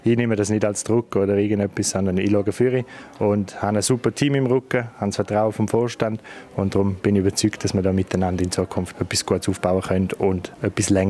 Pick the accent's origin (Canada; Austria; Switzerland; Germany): Switzerland; Chur, Graubünden; Chur ist meine Heimat, mein Leben. Ich bin da daheim, ich bin da verwurzelt und mein Herz habe ich schon lange da verloren.